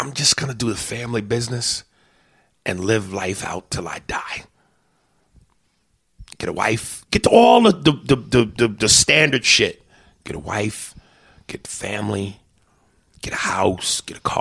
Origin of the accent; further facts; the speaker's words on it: New York City, New York, United States; now in Los Angeles, United States; I'm from New York City